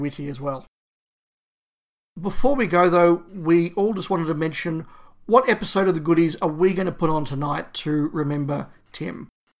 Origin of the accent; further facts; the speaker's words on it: Australia; I think … there summed up the experience of a lot of people of our generations growing up in Australia.